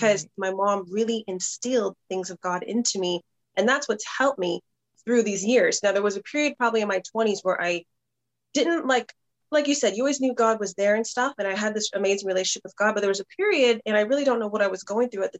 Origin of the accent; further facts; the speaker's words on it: Southern California, United States; born and raised in Southern California.